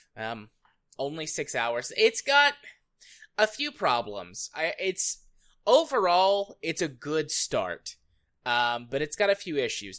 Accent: United States; as an American

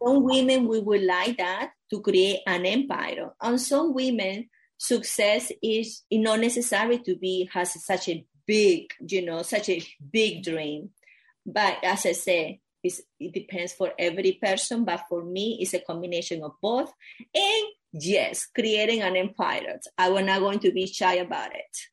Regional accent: Venezuela; moved away; I grew up in Venezuela in a, a very small town

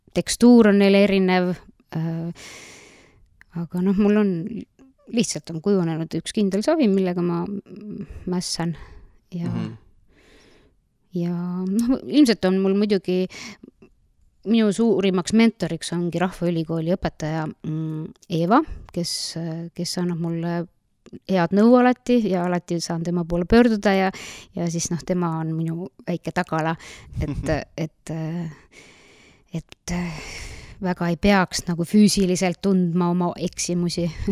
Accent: Nõo, Tartu County, Estonia; tulen siitsamast Nõost põhimõtteliselt olen vist peaaegu kogu elu elanudki Nõos, välja arvatud kolm esimest aastat, kui ma olin Tartu linnapreilna no sündisin seal

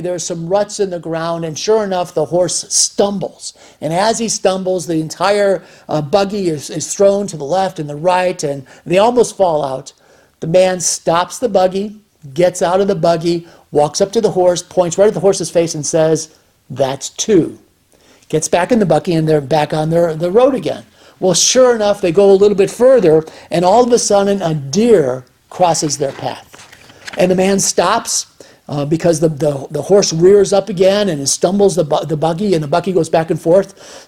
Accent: United States; we as American citizens

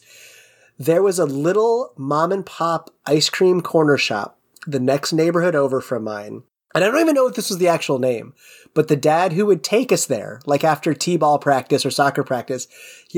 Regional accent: New England, United States; moved away; also born or lived in Midwest; So I'm originally from New England. The town I was from had a Friendly's in it.

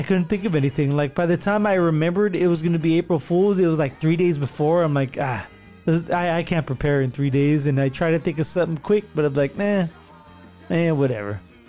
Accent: California, United States; because we're from California

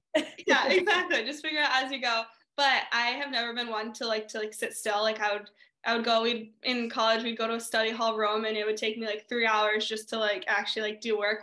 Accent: New Hampshire, United States; now in California, United States; growing up in New Hampshire

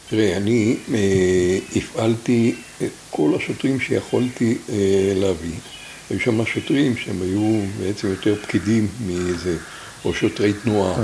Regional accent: Tel Adashim, Northern District, Israel; אנחנו כמעט כל הכיתה, היינו כיתה של בנים מתל עדשים

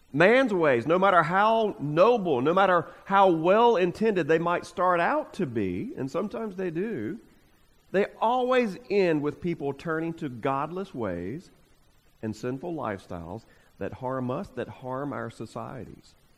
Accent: United States; we as American Christians

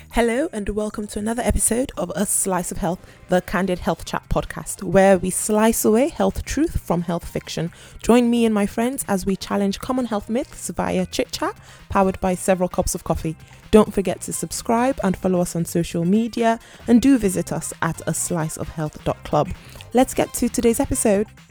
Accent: Nigeria; I'm Nigerian

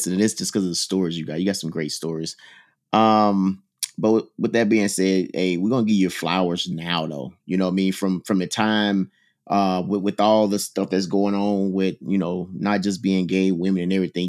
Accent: Mississippi, United States; I'm from Mississippi

